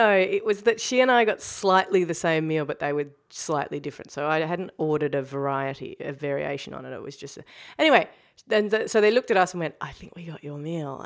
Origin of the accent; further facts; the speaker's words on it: New Zealand; now in Melbourne, Australia; I'm a Kiwi now. I'm always a try-hard Kiwi who's pretending to be a Kiwi the rest of the time.